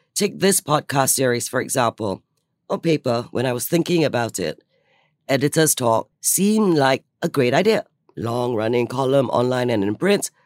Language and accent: English; Singapore; I'm Singaporean